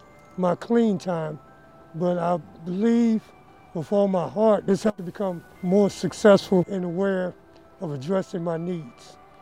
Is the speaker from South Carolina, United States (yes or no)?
no; Chicago, Illinois, United States; moved away; I'm originally from Chicago, Illinois.